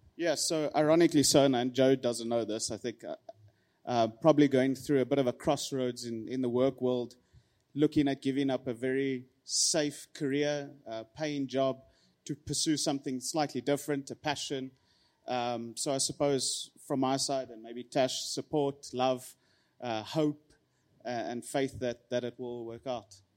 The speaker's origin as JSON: {"language": "English", "town": "Pretoria", "region": "Gauteng", "country": "South Africa", "tie": "born or raised there", "said": "born and raised in Pretoria"}